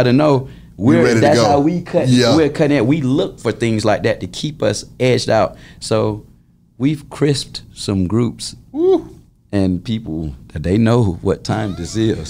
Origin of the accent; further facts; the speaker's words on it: Atlanta, Georgia, United States; We're church boys from, you know what I'm saying, Atlanta, Georgia